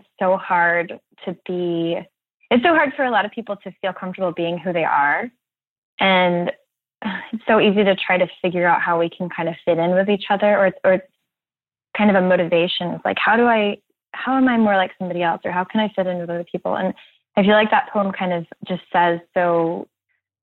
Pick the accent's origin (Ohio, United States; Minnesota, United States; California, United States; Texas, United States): Texas, United States; Houston; now in Brooklyn, United States; growing up in Houston, we didn't have any, you know, Houston is just such a big city